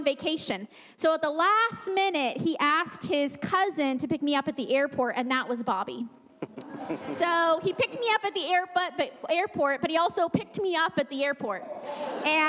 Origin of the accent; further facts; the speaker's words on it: Woodburn, Oregon, United States; moved away as an adult; I'm from Woodburn, Oregon. So I grew up, we were a pastor's family